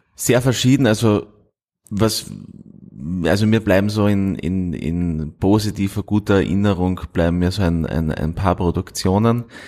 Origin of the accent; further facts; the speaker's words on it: Styria, Austria; moved away; also born or lived in Linz / Vienna; ich bin aufgewachsen in der Steiermark